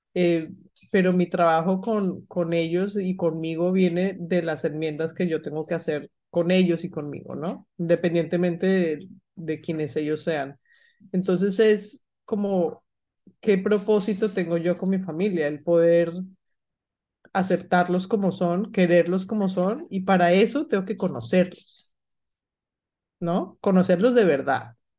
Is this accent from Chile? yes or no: no; Colombia; moved away; yo recuerdo haber viajado a Colombia porque yo soy colombiana, pero no estaba viviendo en Colombia